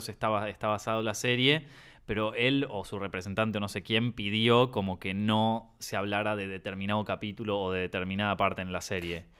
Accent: Argentina; accent: Argentine

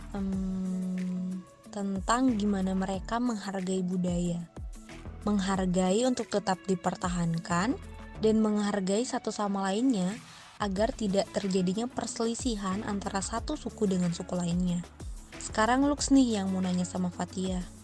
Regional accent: Pasangkayu, West Sulawesi, Indonesia; di daerahku sendiri nih, tepatnya di Pasangkayu, Sulawesi Barat

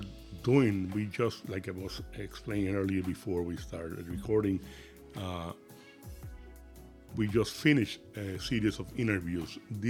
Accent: Puerto Rico; moved away as an adult; now in Lehigh Valley, United States; I'm a resident of the Lehigh Valley for the last 27 years. I'm born and raised in Puerto Rico.

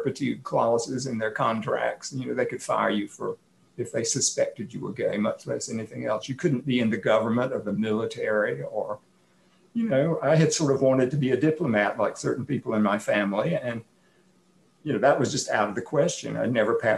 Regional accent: Atlanta, Georgia, United States; now in Portland, United States; I grew up in Atlanta.

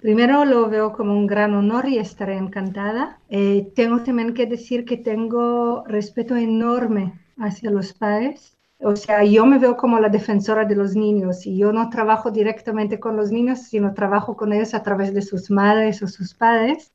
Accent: Israel; moved away; Yo vengo de Israel

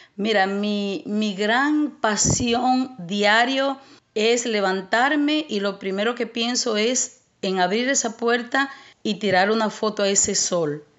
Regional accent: Santo Domingo Este, Distrito Nacional, Dominican Republic; moved away as an adult; also born or lived in San Cristóbal, Dominican Republic; now in United States; me crié en un barrio en Los Minas

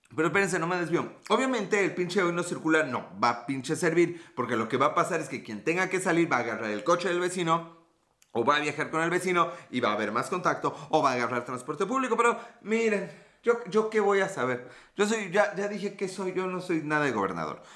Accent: Mexico; Yo soy de México, a dos horas de la Ciudad de México

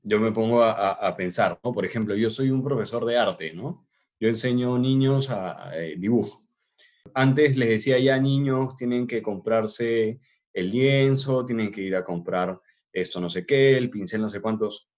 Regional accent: Peru; nosotros somos peruanos

